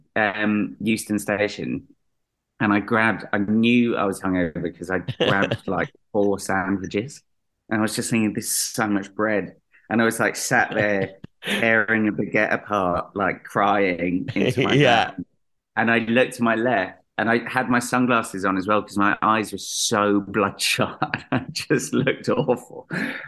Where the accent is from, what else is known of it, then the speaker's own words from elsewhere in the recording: London, United Kingdom; I'm from Greenwich